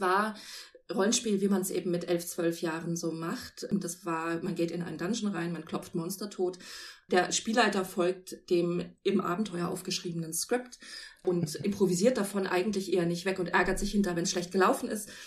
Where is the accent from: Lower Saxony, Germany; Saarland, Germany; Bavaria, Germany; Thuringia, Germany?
Lower Saxony, Germany; Celle; in Celle, meiner Heimatstadt